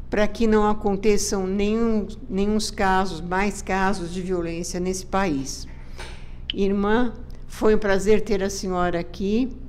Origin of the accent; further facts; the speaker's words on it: Brazil; eu acho que nós, como brasileiros, temos que passar a respeitar a todos